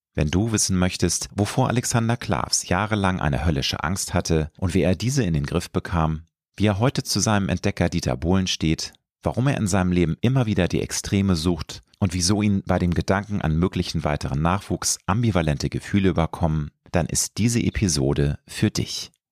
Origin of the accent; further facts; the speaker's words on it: Hamburg, Germany; Peripherie von Hamburg, meiner Heimatstadt.